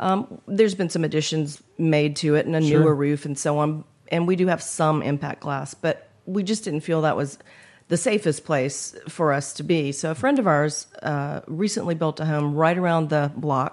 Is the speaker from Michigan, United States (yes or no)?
no; Dade City, Florida, United States; also born or lived in Marathon, Florida; now in Florida Keys, United States; Native Floridian, fifth or sixth generation, depending on which member of my family you ask